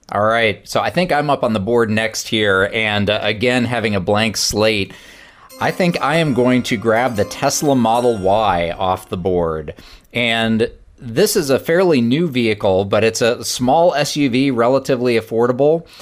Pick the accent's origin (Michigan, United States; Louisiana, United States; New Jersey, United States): Michigan, United States; outside of the Detroit area; where I grew up outside of the Detroit area